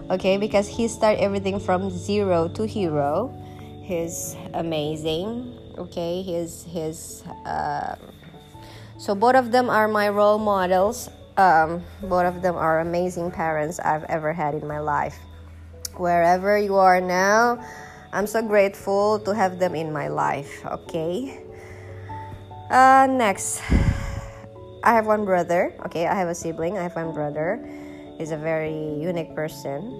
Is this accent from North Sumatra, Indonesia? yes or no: no; Bali, Indonesia; born there; So uh, gue lahir di Bali.